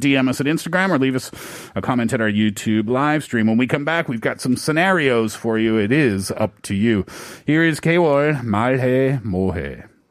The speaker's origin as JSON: {"language": "English", "country": "Canada", "said": "I'm Canadian"}